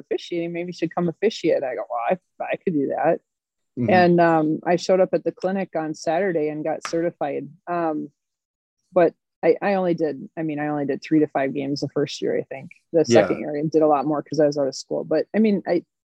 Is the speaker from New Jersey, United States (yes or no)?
no; Champlin, Minnesota, United States; I grew up in Minnesota, in suburbia, okay. About 45 minutes northwest of the Twin Cities, which is a little town called Champlin